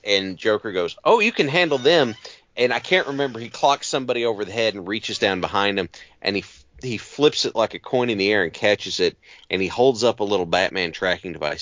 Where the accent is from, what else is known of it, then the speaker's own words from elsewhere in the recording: Appalachia, United States; I grew up in Appalachia